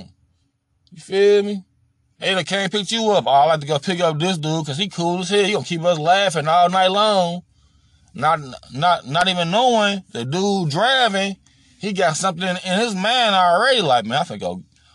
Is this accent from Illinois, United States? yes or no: yes; Chicago, Illinois, United States; when I grew up in Chicago